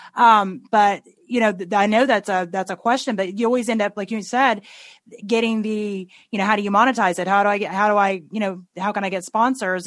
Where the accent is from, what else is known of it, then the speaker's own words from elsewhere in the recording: Tennessee, United States; I grew up in Tennessee and we say things like rednecks